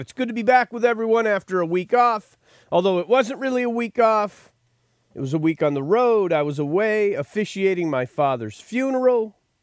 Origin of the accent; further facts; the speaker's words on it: Buffalo, New York, United States; moved away; I was born in Buffalo. I lived in Buffalo for a short time. I've been to Buffalo plenty. And I remember growing up in Buffalo